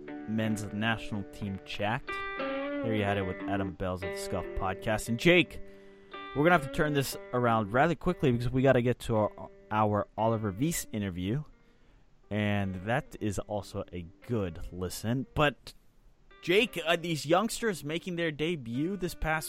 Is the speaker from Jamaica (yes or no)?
no; Switzerland; as a fellow Swiss